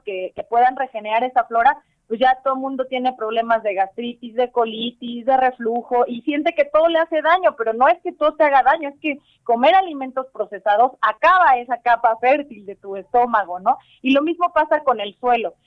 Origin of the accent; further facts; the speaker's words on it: Tlaxcala, Mexico; soy originaria de, de aquí de Tlaxcala, aunque crecí aquí en Tlaxcala